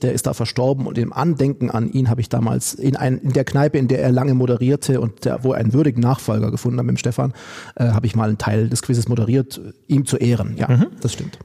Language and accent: German; Oberstdorf, Bavaria, Germany; moved away as an adult; also born or lived in Duisburg-Meiderich; now in Duisburg, Germany; meine Heimat ist Oberstdorf. Da habe ich gelebt die ersten 20 Jahre meines Lebens